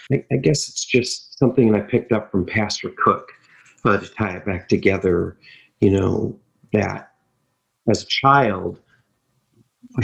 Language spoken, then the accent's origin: English; Michigan, United States; growing up in Michigan